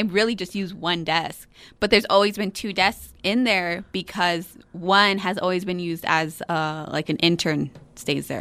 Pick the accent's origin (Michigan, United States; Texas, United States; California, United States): Texas, United States; Fabens; I'm from Fabens